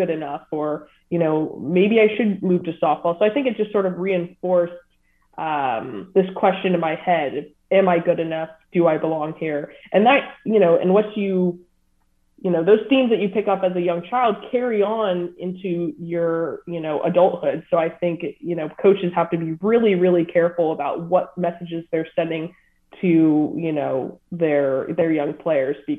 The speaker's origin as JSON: {"language": "English", "region": "Southern California", "country": "United States", "tie": "born or raised there", "said": "I grew up in Southern California"}